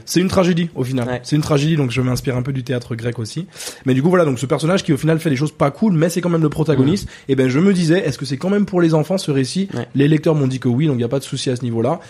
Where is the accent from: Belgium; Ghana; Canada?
Ghana; French is a second language; moved away as an adult; now in France; très tôt. Euh, très tôt, on a déménagé au Ghana et j'ai grandi là-bas. J'ai passé presque 20